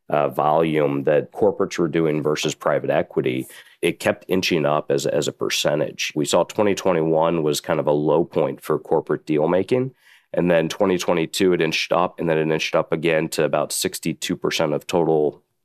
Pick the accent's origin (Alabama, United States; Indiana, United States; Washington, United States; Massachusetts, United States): Indiana, United States; also born or lived in New York City; now in Chicago, United States; I'm from the Midwest, a Midwestern guy, born and raised in Indiana, been in Chicago now for about 5 or 6 years practicing M&A